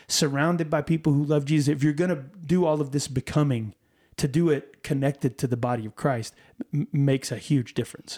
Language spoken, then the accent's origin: English; Texas, United States